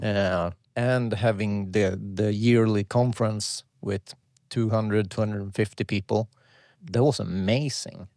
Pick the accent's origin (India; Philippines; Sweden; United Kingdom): Sweden; I'm from Sweden.